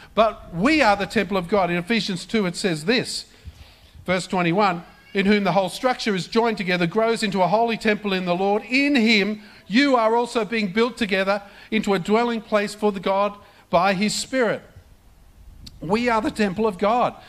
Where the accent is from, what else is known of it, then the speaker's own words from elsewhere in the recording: Australia; this is not the Australia that I grew up